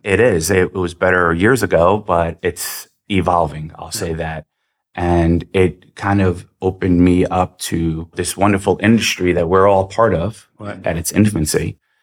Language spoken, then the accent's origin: English; New York City, New York, United States; I actually grew up in Queens, New York, but my family is from Serbia.